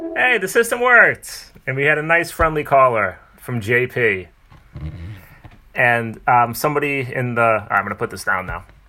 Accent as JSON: {"language": "English", "town": "Haverhill", "region": "Massachusetts", "country": "United States", "tie": "born or raised there", "accent": "Boston", "said": "I grew up in Haverhill, Massachusetts, which is 35 minutes north of here"}